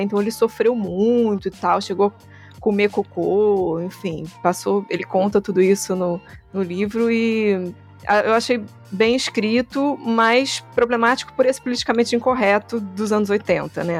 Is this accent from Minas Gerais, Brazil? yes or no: no; Rio de Janeiro, Brazil; Sou carioca